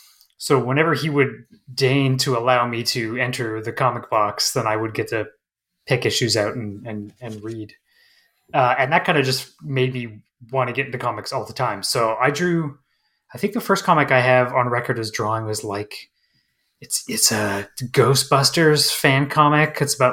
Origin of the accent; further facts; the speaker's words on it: Manitoba, Canada; I grew up like when I was a kid, I grew up in Northern Manitoba, Canada, in a very small, sort of place.